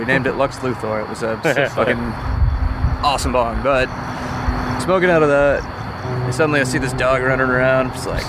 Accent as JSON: {"language": "English", "town": "Austin", "region": "Texas", "country": "United States"}